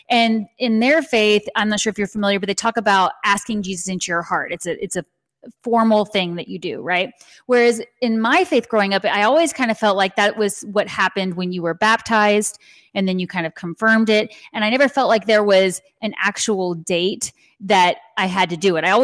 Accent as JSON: {"language": "English", "town": "San Antonio", "region": "Texas", "country": "United States", "tie": "born or raised there", "said": "Yes, and you know, and you some people ask me why I don't have more of a southern accent. I think you can hear it sometimes"}